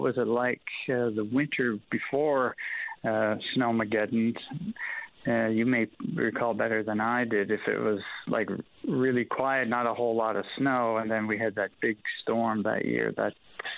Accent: Halifax, Nova Scotia, Canada; my hometown around Halifax

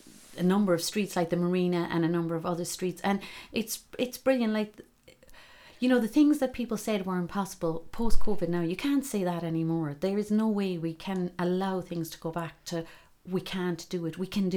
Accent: Glengariff, Munster, Ireland; And yet, for me, like, as I said, growing up in Glengariff, you know, when I guess in the 70s it was quite enough on the roads.

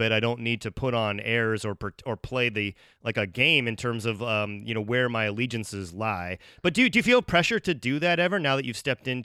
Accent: Cincinnati, Ohio, United States; like I remember growing up in Cincinnati

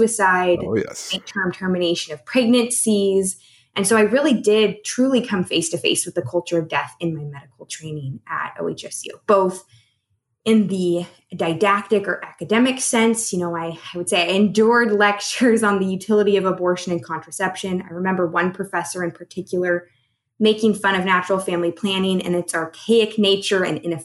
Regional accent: Oregon, United States; I was born and raised here in Oregon

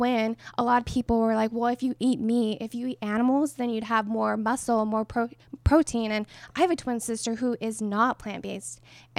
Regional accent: New Mexico, United States; I'm from New Mexico. I played at a D2 Western New Mexico University.

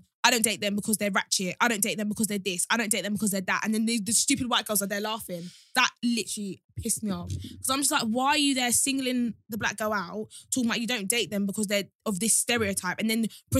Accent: Kent, South East England, United Kingdom; growing up in Kent, it was very like segregated between the black girls and black guys.

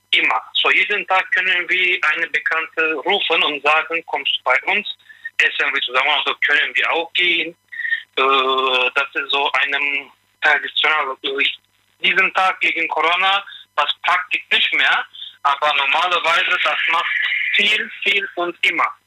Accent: Turkey; German is a second language; now in Westerwald, Germany; bei uns in Türkei

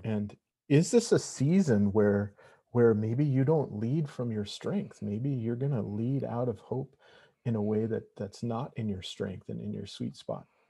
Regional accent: Montana, United States; moved away; originally I'm from Montana

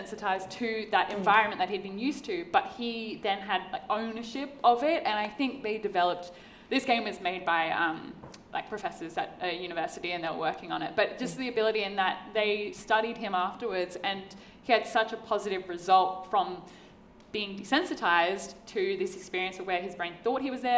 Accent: Torres Strait Islands, Queensland, Australia; I grew up in the Torres Straits. I went diving every single day of my life.

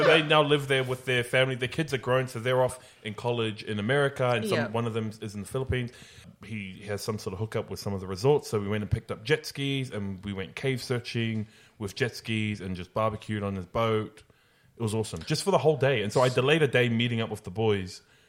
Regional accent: Australia; I'm from Australia. You can't tell.

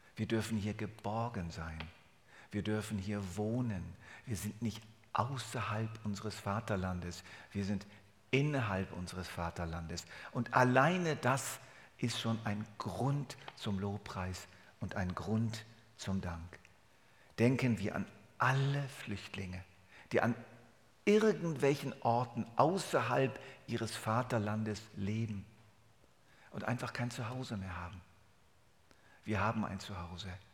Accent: Germany; accent: Hochdeutsch; moved away as an adult; now in Switzerland; 29 Jahre Deutschland, 42 Jahre Schweiz, das ist mein Leben.

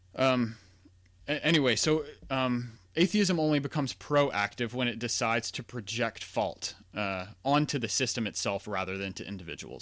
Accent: Louisiana, United States; I grew up in Louisiana, not far from New Orleans

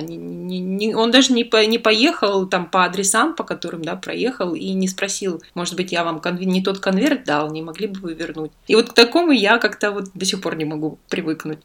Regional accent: southern Russia, Russia; now in Italy; у нас на юге

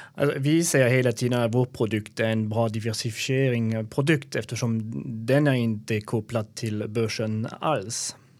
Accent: Alsace, Grand Est, France; Swedish is a second language; also born or lived in Belgium / Germany; now in Sweden; Jag kommer från Frankrike, var född i Alsace eh, som är bredvid Schweiz och Tyskland.

